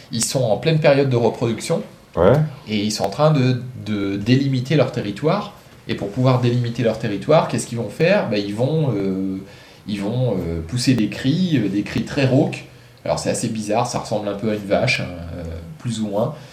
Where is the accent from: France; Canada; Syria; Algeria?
France; Nouvelle-Aquitaine; Moi, je viens de Charente-Maritime.